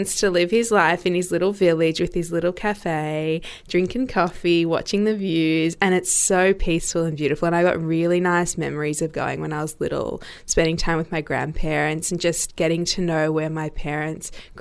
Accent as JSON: {"language": "English", "town": "Melbourne", "region": "Victoria", "country": "Australia", "tie": "born or raised there", "said": "I grew up in Melbourne, born and bred."}